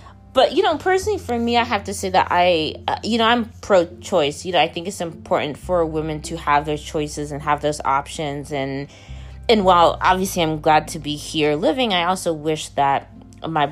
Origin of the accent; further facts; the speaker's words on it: Dallas, Texas, United States; I was born in Dallas, Texas in the late 1980s